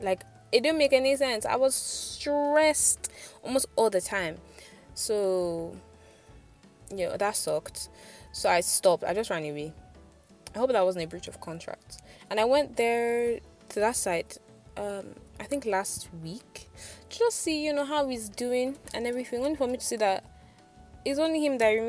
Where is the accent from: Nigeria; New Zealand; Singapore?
Nigeria; as a Nigerian doing freelance